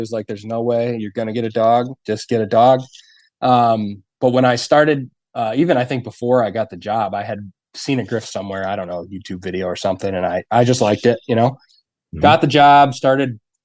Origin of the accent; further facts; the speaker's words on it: Ogdensburg, New York, United States; now in Potsdam, United States; I grew up on the St. Lawrence over in Augsburg